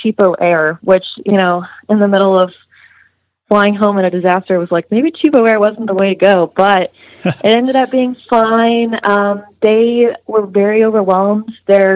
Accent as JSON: {"language": "English", "town": "Amarillo", "region": "Texas", "country": "United States", "moved": "as an adult", "lives_now": "Austin, United States", "said": "I'm from Amarillo"}